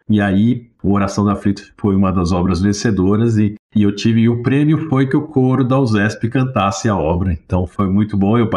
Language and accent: Portuguese; Chile; Portuguese is a second language; now in Brazil; chilenos chegaram no Brasil, na 75, 76, com a minha família, e começo a estudar, como todo mundo aqui, aprendi o português mais ou menos decente, pelo menos meu sotaque não aparece tanto